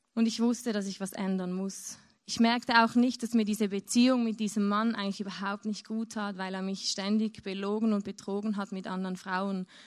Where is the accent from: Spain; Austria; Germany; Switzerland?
Switzerland; near Zurich; ich bin in Zürich aufgewachsen, also in der Nähe von Zürich, in der Schweiz.